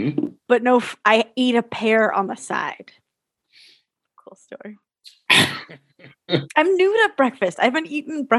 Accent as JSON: {"language": "English", "region": "California", "country": "United States", "said": "I'm from California."}